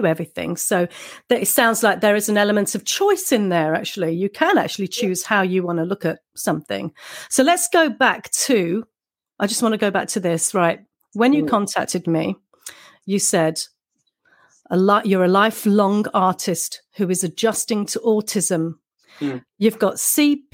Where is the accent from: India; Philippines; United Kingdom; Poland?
United Kingdom; Coventry, West Midlands; now in Canterbury, United Kingdom; I'm in Canterbury area, Kent, which is, so southeast. But I'm actually from Coventry near Birmingham.